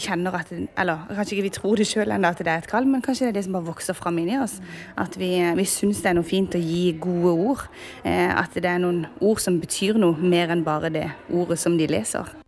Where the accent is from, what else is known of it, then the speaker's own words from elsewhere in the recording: Sørlandet, Southern Norway, Norway; Og så kommer vi fra Sørlandet